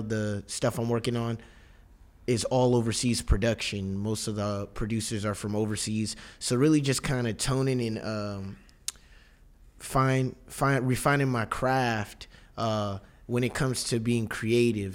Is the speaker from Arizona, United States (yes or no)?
no; Inglewood, California, United States; now in Brooklyn, United States; we we're we're all from Inglewood